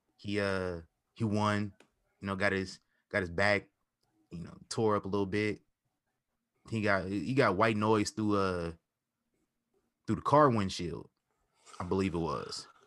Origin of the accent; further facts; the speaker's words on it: Midwest, United States; I'm from the Midwest